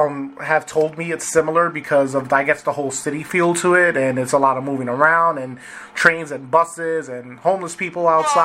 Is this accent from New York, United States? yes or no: yes; New York, United States; I'm originally from New York